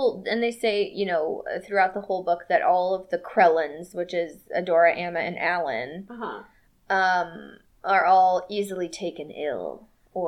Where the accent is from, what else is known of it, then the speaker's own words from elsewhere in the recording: the South, United States; we're from the South